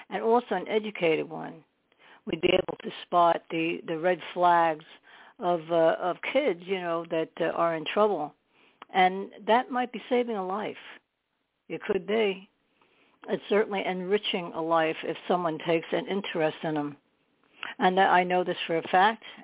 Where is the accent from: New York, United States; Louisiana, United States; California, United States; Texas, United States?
New York, United States; Staten Island; born there; I was born in Staten